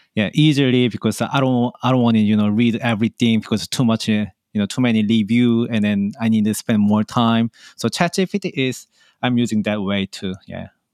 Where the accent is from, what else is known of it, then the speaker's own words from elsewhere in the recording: Seoul, South Korea; moved away as an adult; now in New York, United States; I grow up in Seoul